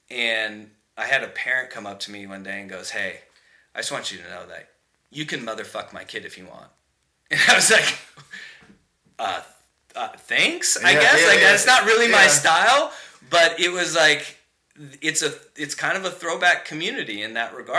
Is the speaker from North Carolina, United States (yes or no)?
no; Hillsboro, Oregon, United States; I grew up in Hillsboro